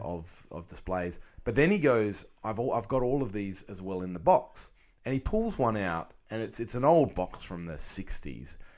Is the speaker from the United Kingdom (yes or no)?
no; Australia; as an Australian collector